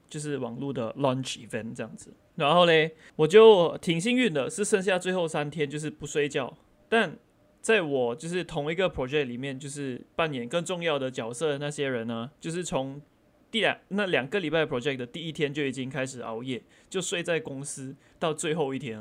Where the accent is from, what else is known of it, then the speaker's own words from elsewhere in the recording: Malaysia; 我们马来西亚人